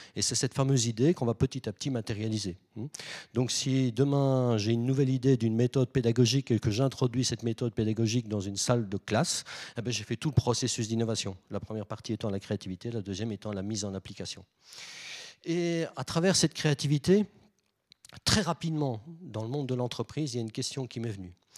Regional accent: Belgium; je viens de Belgique

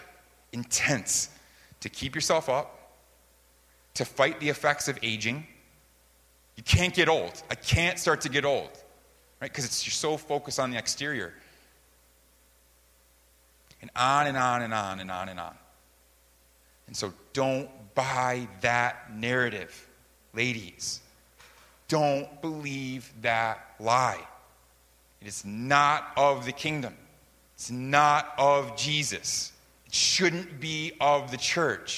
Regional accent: United States; now in South Korea; growing up as an American

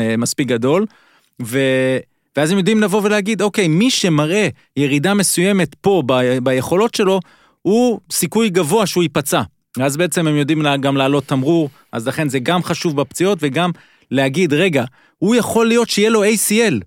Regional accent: Israel; אנחנו ישראלים

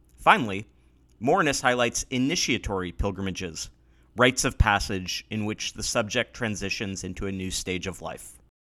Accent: Pacific Northwest, United States; Growing up in the Pacific Northwest

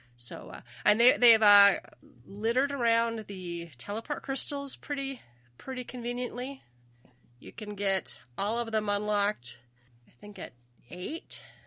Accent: Minnesota, United States; I'm from Minnesota, so we say our O is really long

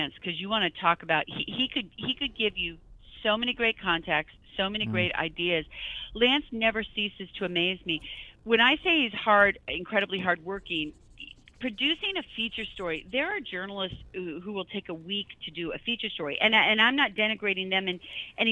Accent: Midwest, United States; I'm from the Midwest

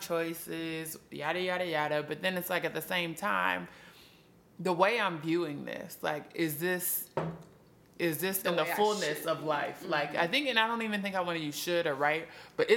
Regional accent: Minnesota, United States; moved away; I'm from Minnesota

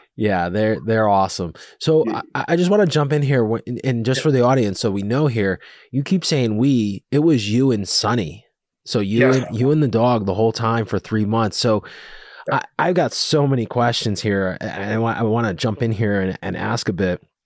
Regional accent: Connecticut, United States; also born or lived in Rhode Island / Boston; I grew up in Connecticut. Went to college in Rhode Island, lived in Boston for a year, then came back to Connecticut. I've always lived in this area.

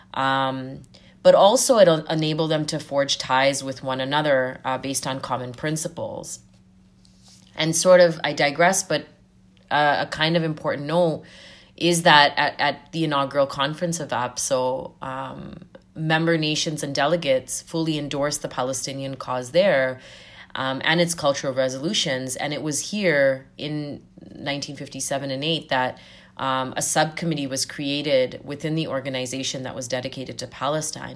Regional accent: Zambia; now in Canada; I was born and raised in Southern Africa and Zambia, uh, during the height of the anti-apartheid struggle

